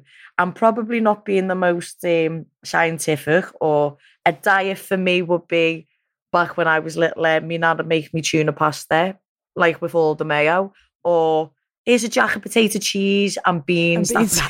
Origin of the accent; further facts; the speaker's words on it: Liverpool, North West England, United Kingdom; I'd won a world title, I'd done all kinds just off being a Scouser.